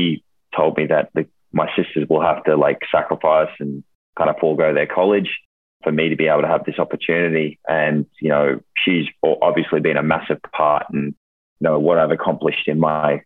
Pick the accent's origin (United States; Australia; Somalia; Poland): Australia; moved away; So I'm originally from Australia, if you can't hear it in my accent already, but originally from Australia. And, you know, I grew up kind of in a small country town.